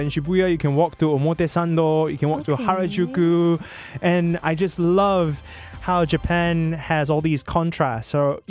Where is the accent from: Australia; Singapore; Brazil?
Singapore; also born or lived in Bukit Panjang; I grew up in the West, like super, super West side, like I grew up Jurong East and Jurong West, and I went to school at Jurong Primary School